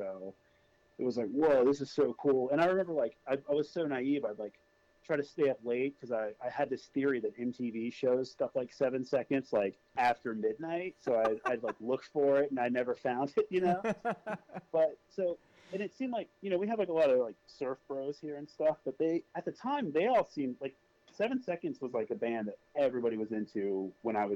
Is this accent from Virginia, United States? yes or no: yes; Virginia, United States; also born or lived in Illinois / Indiana; it was Virginia the whole time. So, I mean, I've pretty much been here effectively my whole life